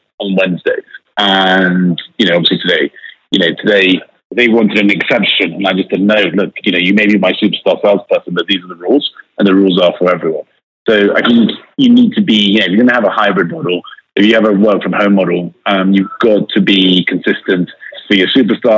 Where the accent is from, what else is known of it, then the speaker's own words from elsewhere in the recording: United Kingdom; accent: British; I was brought up in the UK.